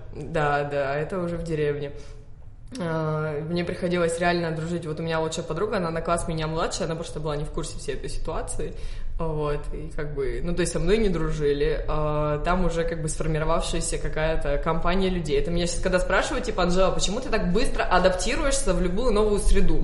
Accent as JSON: {"language": "Russian", "town": "Sofia", "region": "Sofia City", "country": "Bulgaria", "tie": "born or raised there", "second_language": "Russian", "said": "Я родилась в Софии, в Болгарии, в семье"}